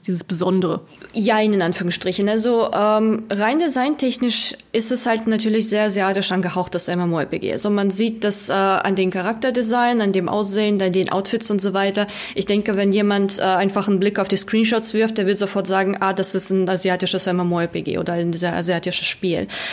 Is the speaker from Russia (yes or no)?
yes; Russia; moved away; ich komme ursprünglich aus Russland, ich spreche noch fließend